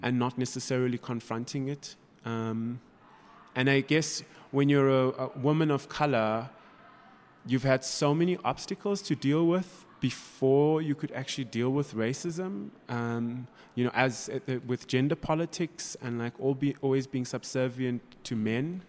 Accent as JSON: {"language": "English", "town": "Durban", "region": "KwaZulu-Natal", "country": "South Africa", "tie": "born or raised there", "moved": "yes", "lives_now": "Johannesburg, South Africa", "said": "I was brought up in South Africa."}